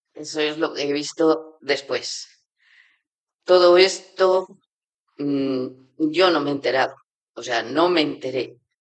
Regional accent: Navarre, Spain; moved away as an adult; also born or lived in China; soy de Navarra

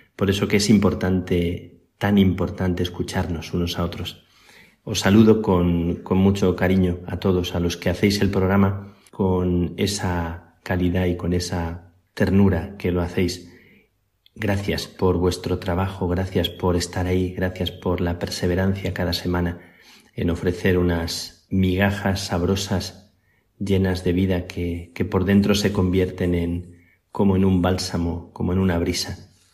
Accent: near El Palancar, Extremadura, Spain; moved away; also born or lived in Salamanca; San Pedro de Alcántara, cerca de mi tierra, tiene el conventito más pequeño de los más pequeños tal vez que existen en el mundo, el palancar

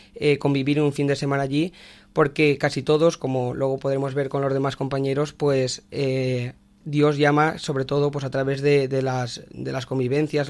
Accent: Tous, Valencian Community, Spain; soy de Valencia, de un pueblo que se llama Tous

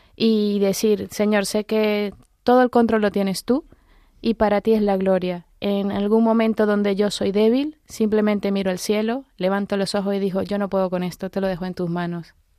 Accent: Venezuela; now in Spain; yo vengo de Venezuela

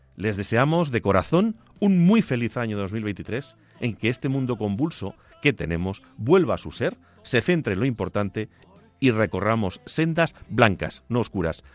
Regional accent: Agudo, Castilla-La Mancha, Spain; moved away; Recuerdo cuando era niño y pasaba las navidades en mi pueblo, en Agudo, en compañía de mis padres y de mis abuelos.

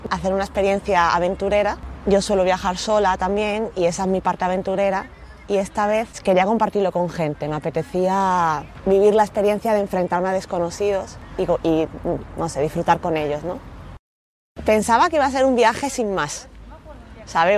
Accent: Málaga, Andalusia, Spain; tengo 33 años y soy de Málaga

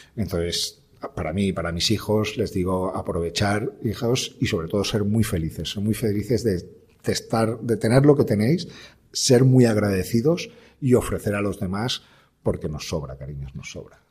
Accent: Valencian Community, Spain; como buenos valencianos

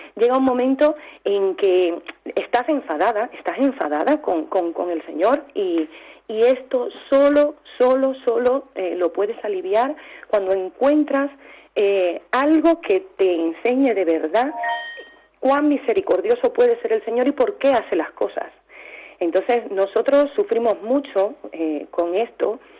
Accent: Cuba; now in Albacete, Spain; soy cubana

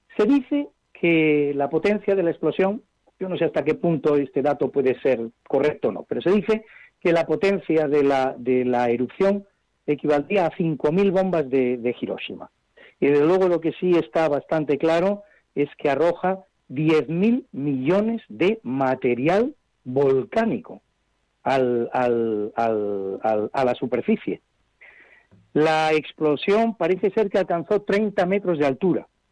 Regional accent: Madrid, Community of Madrid, Spain; para los que somos madrileños

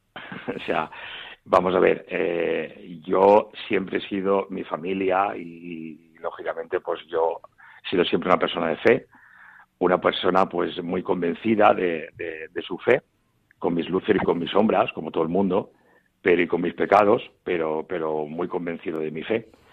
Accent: Mutxamel, Valencian Community, Spain; also born or lived in Cartagena / Murcia / Castile and León; en mi pueblo, yo vivo en miel, en un pueblo de la provincia de Alicante, se llama Muchamiel en valenciano

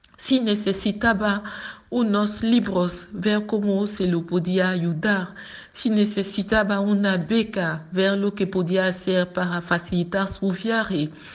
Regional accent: Abidjan, Côte d’Ivoire; Spanish is a second language; Nací en Abidjan, en Côte d'Ivoire

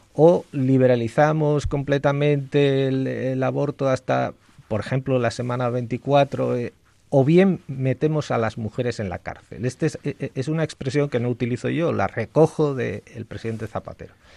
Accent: León, Castile and León, Spain; yo soy leonés

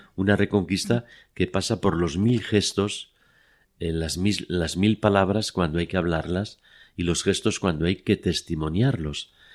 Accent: Madrid, Community of Madrid, Spain; born or raised there; now in Oviedo, Spain

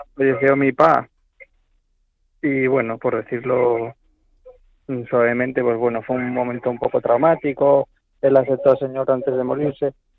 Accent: Asturias, Spain; yo soy de aquí, de Asturias, tengo 37 años

